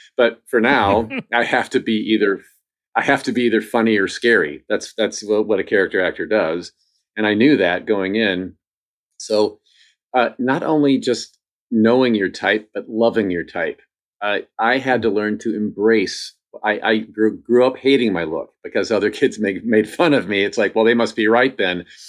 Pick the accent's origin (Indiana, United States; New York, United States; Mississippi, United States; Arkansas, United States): Indiana, United States; I grew up in Indiana, which is in the Midwest